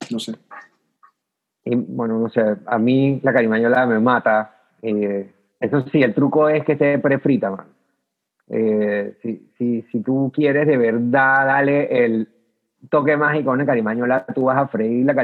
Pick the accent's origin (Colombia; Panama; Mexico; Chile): Panama; es como que el único dulce clásico con yuca que puedo pensar así como panameño, pues.